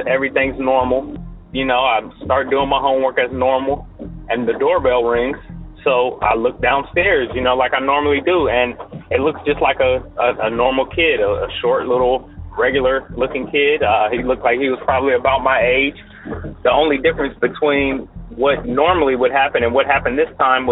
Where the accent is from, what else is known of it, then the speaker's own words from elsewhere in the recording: Columbus, Ohio, United States; My story takes place in Columbus, Ohio. This was probably, you know, early 90s. I was in the fifth grade at the time